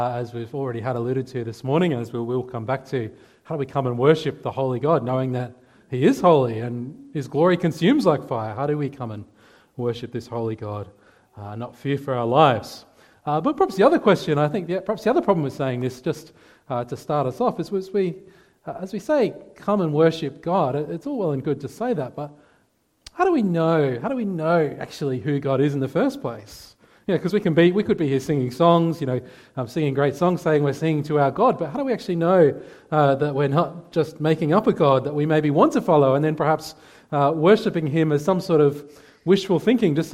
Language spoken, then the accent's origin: English; Adelaide Hills, South Australia, Australia; I grew up in the Adelaide Hills.